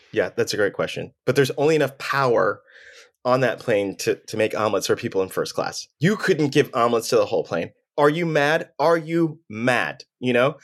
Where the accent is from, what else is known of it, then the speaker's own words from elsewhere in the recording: Texas, United States; I'm from the north side of town